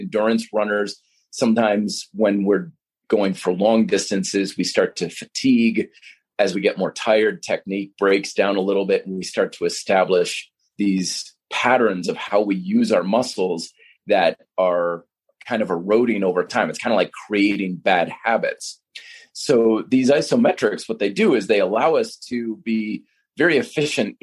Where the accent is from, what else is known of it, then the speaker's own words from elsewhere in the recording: Vermont, United States; when I was growing up in Vermont.